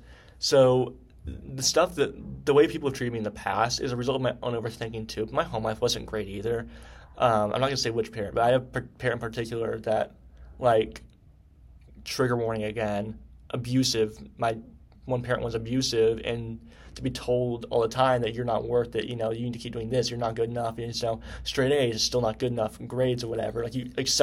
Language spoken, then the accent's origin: English; Pennsylvania, United States; now in Knoxville, United States; I came from Pennsylvania, I think. The culture in Pennsylvania is totally different than Knoxville, Tennessee.